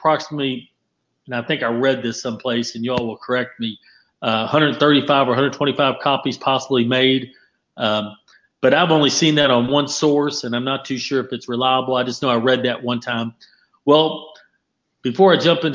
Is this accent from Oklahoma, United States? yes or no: no; Kentucky, United States; I'm in New York, I'm from Kentucky